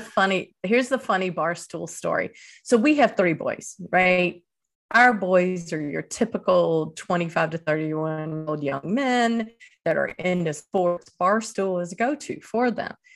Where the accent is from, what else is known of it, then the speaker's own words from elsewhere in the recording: Eastern North Carolina, United States; moved away as an adult; also born or lived in Dominican Republic / Venezuela; my hometown in Eastern North Carolina